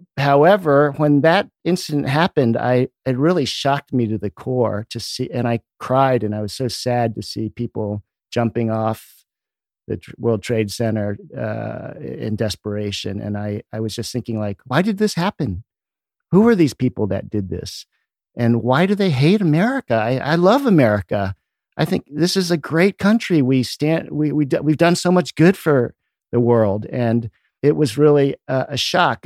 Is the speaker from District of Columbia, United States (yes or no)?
yes; Washington, District of Columbia, United States; I grew up in the Washington, D C area.